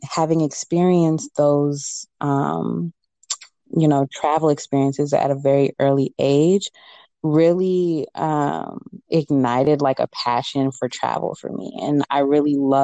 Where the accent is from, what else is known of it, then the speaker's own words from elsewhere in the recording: Chicago, Illinois, United States; I was born here in America, in Chicago specifically